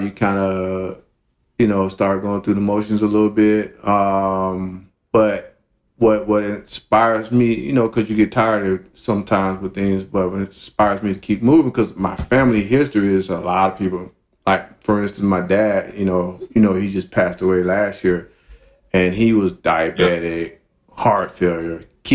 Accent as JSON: {"language": "English", "town": "Miami", "region": "Florida", "country": "United States", "tie": "born or raised there", "said": "I grew up in Miami, Coconut Grove to be more specific"}